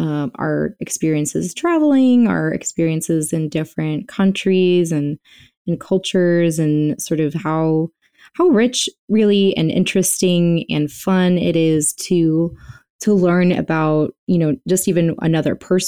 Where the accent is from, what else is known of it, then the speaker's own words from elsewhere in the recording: Bogota, Colombia; also born or lived in Nigeria / France / Venezuela / Texas, United States; I grew up around the world. I'm from Bogota, Colombia. I moved to Nigeria and France and Venezuela and Texas